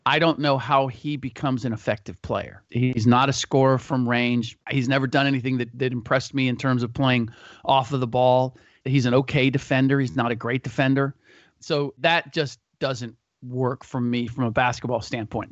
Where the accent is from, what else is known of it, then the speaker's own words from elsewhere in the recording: Ohio, United States; moved away; I'm from Ohio originally.